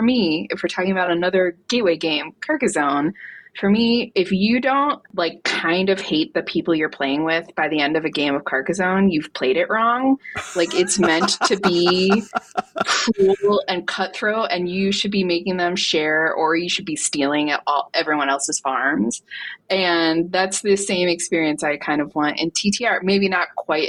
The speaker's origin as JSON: {"language": "English", "town": "Cleveland", "region": "Ohio", "country": "United States", "moved": "yes", "said": "I'm originally from Cleveland, Ohio."}